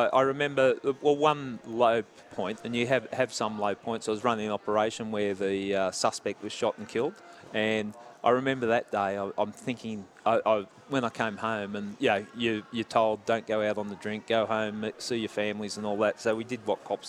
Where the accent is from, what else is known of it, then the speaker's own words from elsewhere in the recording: Epping, New South Wales, Australia; Round Epping area.